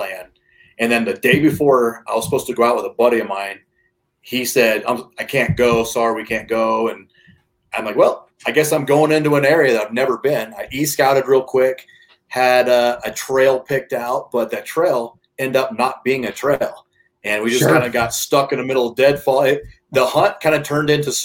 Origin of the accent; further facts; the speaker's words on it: Nebraska, United States; moved away as an adult; now in Colorado, United States; I grew up in the Midwest, Nebraska